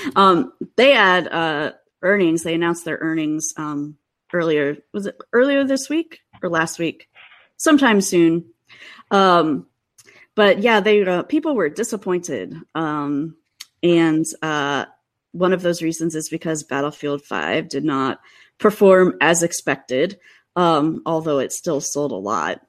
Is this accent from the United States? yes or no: yes; Cleveland, Ohio, United States; now in Seattle, United States; I grew up outside of Cleveland